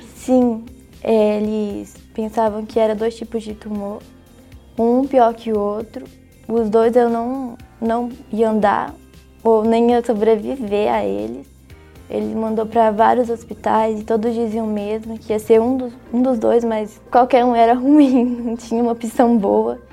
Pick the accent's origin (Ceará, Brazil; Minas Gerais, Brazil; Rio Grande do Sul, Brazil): Minas Gerais, Brazil; also born or lived in Pará / Manaus; eu sou paraense e com 3 anos eu vim morar aqui em Minas, mas com 11 anos de idade eu fui morar em Manaus